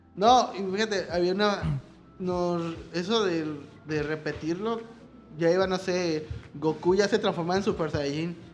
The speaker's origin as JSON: {"language": "Spanish", "country": "Mexico", "said": "como mexicano, como niño mexicano"}